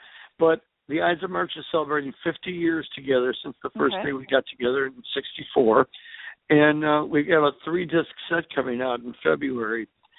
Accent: United States; because we're American rockers.

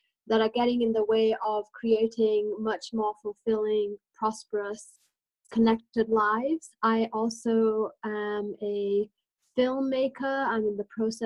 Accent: England, United Kingdom; also born or lived in India; now in New Mexico, United States; I was born in India and I grew up in England, back and forth. And I've been here in New Mexico now for 24 years

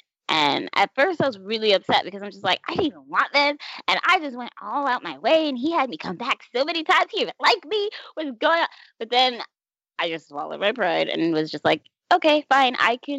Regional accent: Florida, United States; now in New York City, United States; So I moved from Florida to New York City. No problem, because my grandma lives here.

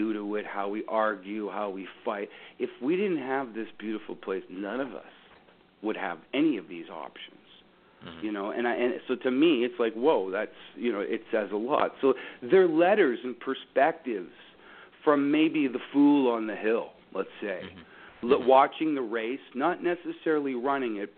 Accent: Dufferin County, Ontario, Canada; I'm from Dufferin County

